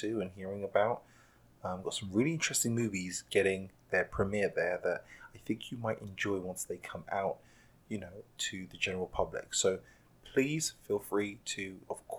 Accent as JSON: {"language": "English", "region": "London", "country": "United Kingdom", "tie": "born or raised there", "moved": "yes", "said": "my hometown of London. I was born and raised there"}